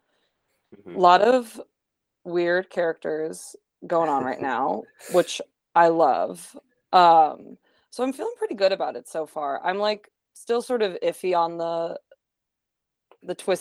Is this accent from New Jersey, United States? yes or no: yes; New Jersey, United States; I'm from New Jersey.